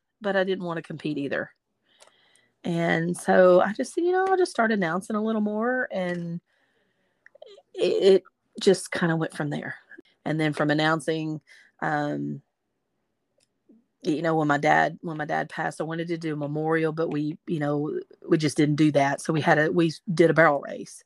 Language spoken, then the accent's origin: English; Gladewater, Texas, United States; I'm from a small town in East Texas. Of course, I'm a Texan, and I'm from a small town. It's Gladewater, Texas